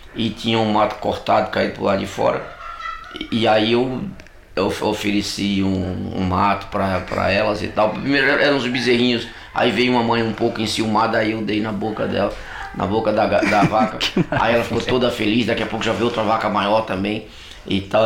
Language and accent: Portuguese; Catolé do Rocha, Paraíba, Brazil; sertanejo como eu, só que eu sou de do Rocha